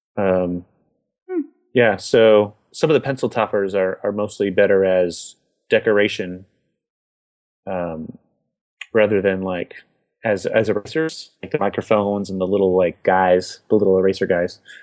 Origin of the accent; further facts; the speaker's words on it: United States; I'm an American